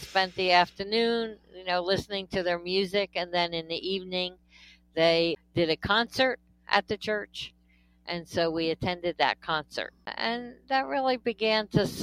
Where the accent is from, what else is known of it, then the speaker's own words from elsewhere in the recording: New Jersey, United States; I am a complete Jersey girl. I was born in New Jersey, raised in New Jersey. I've never lived anywhere else.